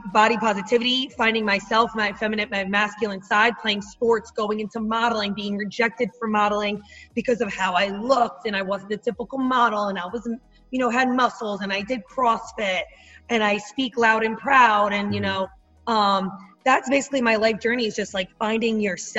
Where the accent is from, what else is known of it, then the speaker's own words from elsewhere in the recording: northern New Jersey, United States; accent: Jersey; I was raised, you know, in the northern part of New Jersey